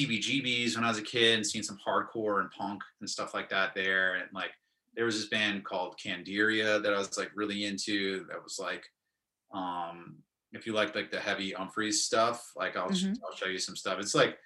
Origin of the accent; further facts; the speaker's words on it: Brooklyn, New York, United States; also born or lived in Winston-Salem, North Carolina; I came home back to my, where I grew up in Brooklyn